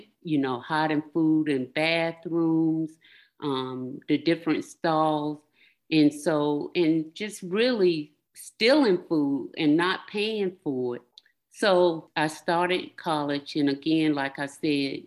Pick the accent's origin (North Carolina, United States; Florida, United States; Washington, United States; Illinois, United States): North Carolina, United States; moved away; I'm from North Carolina. I grew up in North Carolina